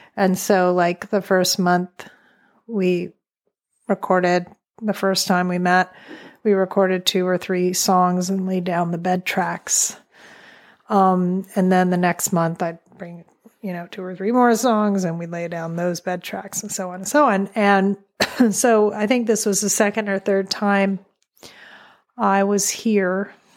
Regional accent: New York City, New York, United States; moved away as an adult; now in Wolfe Island, Canada; I am a New Yorker

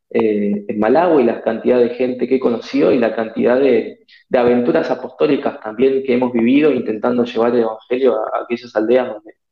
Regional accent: Argentina; Yo hacía atletismo antes en Argentina, en mi país, y un día estábamos entrenando

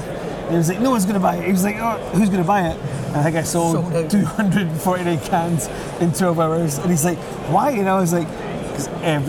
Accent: Scotland, United Kingdom; I like being a Scottish brewer.

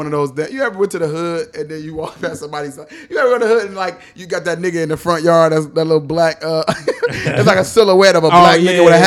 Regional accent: Detroit, Michigan, United States; I'm from Detroit

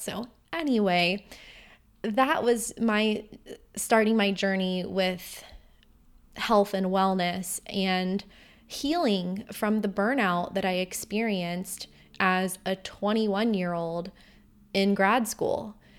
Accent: Vero Beach, Florida, United States; moved away as an adult; also born or lived in Bulgaria; my hometown of Vero Beach

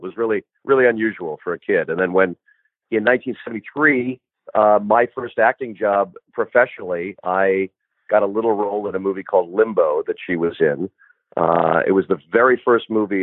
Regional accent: Los Angeles, California, United States; also born or lived in New York; I grew up in Los Angeles, kind of going back and forth. My folks split up when I was young, and I went back and forth between Los Angeles and New York

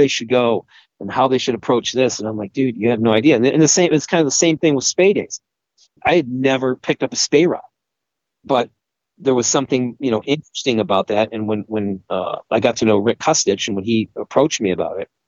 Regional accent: Northeast Michigan, United States; growing up in a small town in Northeast Michigan on Lake Huron

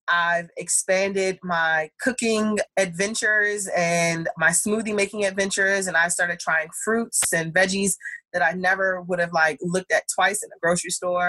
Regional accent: Thailand; I grew up in Thailand.

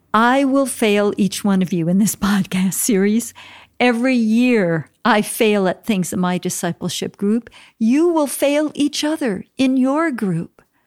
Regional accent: Minneapolis, Minnesota, United States; I was born in Minneapolis, Minnesota

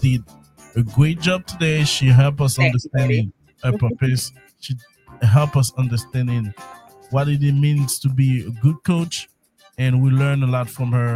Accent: Haiti; I'm from Haiti.

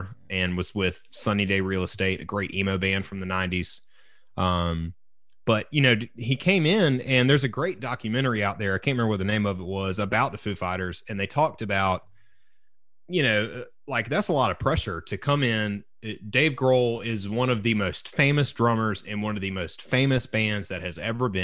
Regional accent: Deep South, United States; I was raised in the Deep South.

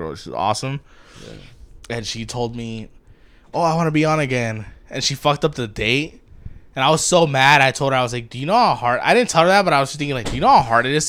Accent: Baldwin Park, California, United States; I grew up in Baldwin Park

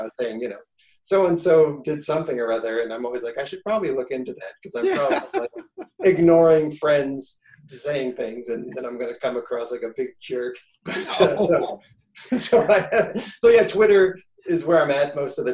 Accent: Haverhill, Massachusetts, United States; I grew up in Haverhill, Massachusetts

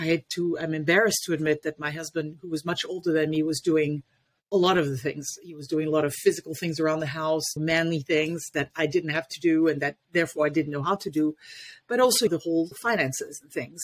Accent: Paris, Île-de-France, France; now in Washington D.C. area, United States; I was born and raised in Paris, France

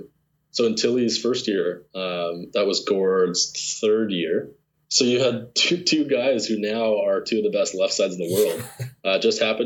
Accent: Lethbridge, Alberta, Canada; I grew up in Lethbridge

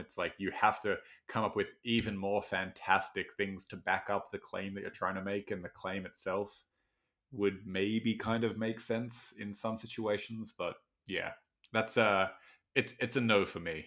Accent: Australia; I have as an Australian

